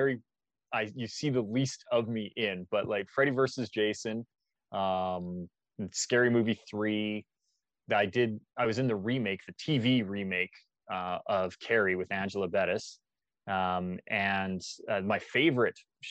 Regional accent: Calgary, Alberta, Canada; Born and raised in Calgary, Alberta

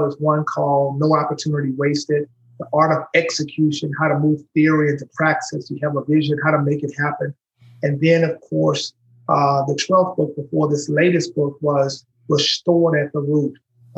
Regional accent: Shreveport, Louisiana, United States; moved away as an adult; now in Nashville, United States; I'm from Shreveport, Louisiana

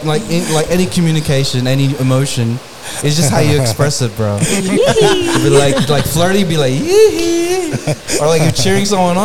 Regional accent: Philippines; Oh man, I wanted to feel as proud as a like being Filipino.

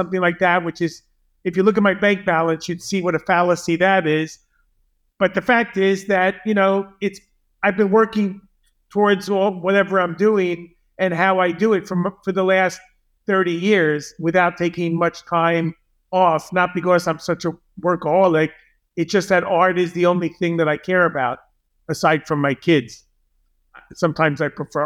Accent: Long Island, New York, United States; I'm from Long Island, which even though it's only 17 miles from where I'm sitting literally now in New York City, it could be a gulf of a million miles because I was brought up in the suburbs

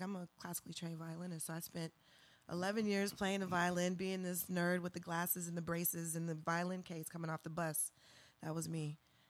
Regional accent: Charleston, South Carolina, United States; moved away as an adult; now in Austin, United States; I grew up in Charleston, South Carolina.

